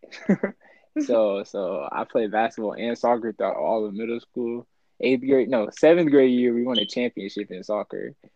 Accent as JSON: {"language": "English", "town": "Winter Haven", "region": "Florida", "country": "United States", "tie": "born or raised there", "said": "I am from Winter Haven, you know, Florida, born and raised"}